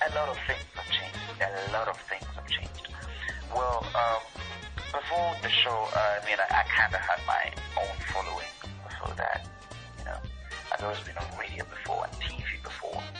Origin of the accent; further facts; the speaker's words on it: Uganda; I am from Uganda.